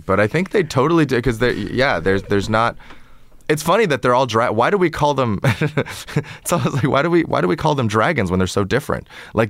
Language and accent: English; San Francisco, California, United States; like two Asian American, you know, 20-somethings growing up in San Francisco and going to karaoke together and like